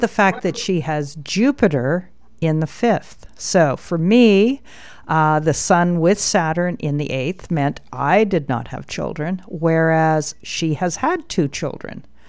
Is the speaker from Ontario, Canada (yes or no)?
no; Alberta, Canada; I was born in Alberta.